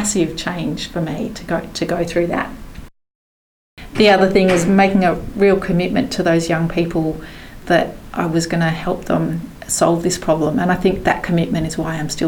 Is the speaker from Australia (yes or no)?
yes; Canberra, Australian Capital Territory, Australia; I grew up in Canberra, which is a very white community.